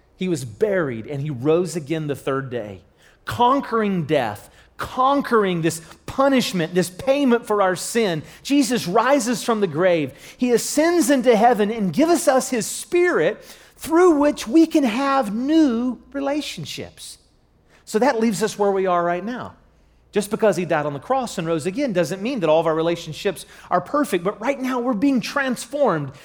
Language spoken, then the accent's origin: English; Charleston, United States; I'm from the Charleston area